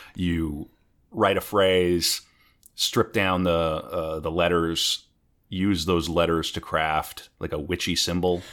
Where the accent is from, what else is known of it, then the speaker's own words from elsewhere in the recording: North Dakota, United States; moved away; I'm originally from North Dakota